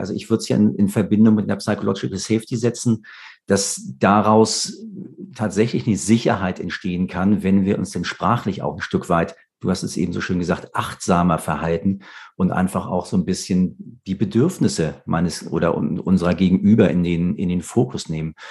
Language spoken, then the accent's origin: German; Hamburg, Germany; als Hamburger